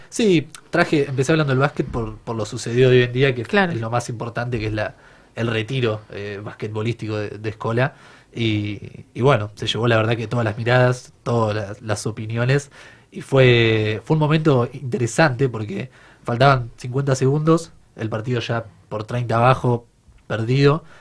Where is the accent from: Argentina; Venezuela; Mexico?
Argentina; como argentinos